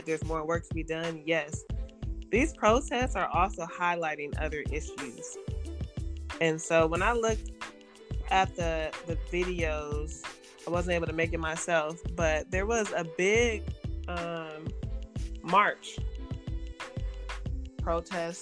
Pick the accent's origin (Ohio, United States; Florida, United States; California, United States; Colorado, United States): California, United States; Oakland; moved away as an adult; now in Modesto, United States; I was born in Oakland, you know, raised in Oakland